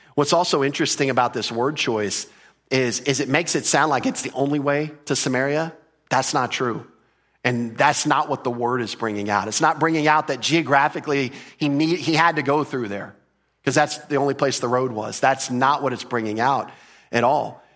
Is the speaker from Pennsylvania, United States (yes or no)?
no; Texas, United States; we're from Texas